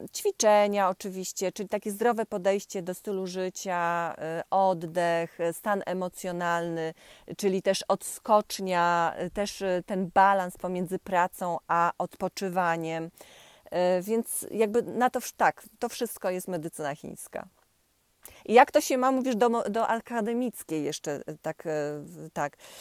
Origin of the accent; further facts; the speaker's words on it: Poland; ja pochodzę z Pomorza, e, z okolic Borów Tucholskich